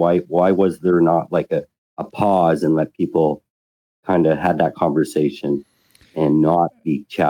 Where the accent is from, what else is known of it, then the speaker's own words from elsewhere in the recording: Canada; I'm from Canada.